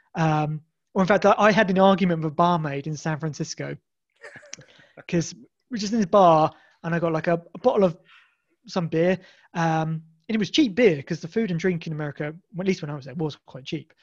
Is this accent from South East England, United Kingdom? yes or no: yes; Isle of Wight, South East England, United Kingdom; I'm from the Isle of Wight.